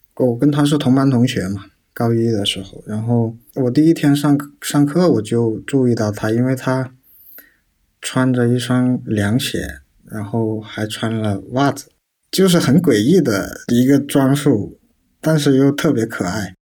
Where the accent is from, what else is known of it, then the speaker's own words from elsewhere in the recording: Guangdong, China; 我八岁左右，突然有一天我的父亲就把我带到广东这边来